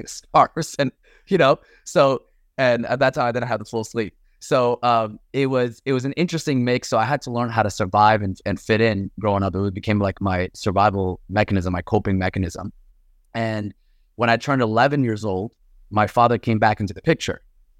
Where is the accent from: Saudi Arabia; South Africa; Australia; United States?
Saudi Arabia; Mecca, Makkah Province; born there; So I was born in Mecca, Saudi Arabia, to a Muslim Syrian father and a Buddhist Thai mother who converted to Islam for my dad.